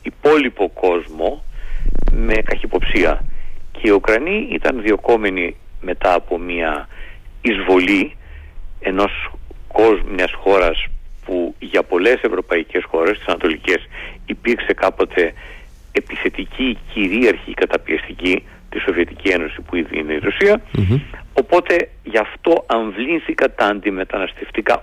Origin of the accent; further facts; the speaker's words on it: Greece; είμαι ένας Έλληνας πολίτης